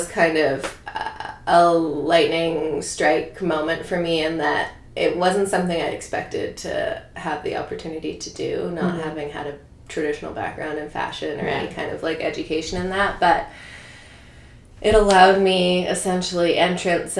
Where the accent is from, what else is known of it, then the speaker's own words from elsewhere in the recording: Toronto, Ontario, Canada; also born or lived in New York; I grew up in Toronto.